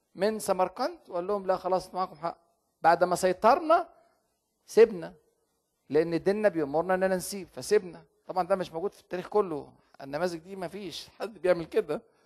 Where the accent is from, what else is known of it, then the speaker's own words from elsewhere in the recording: Egypt; عندنا في مصر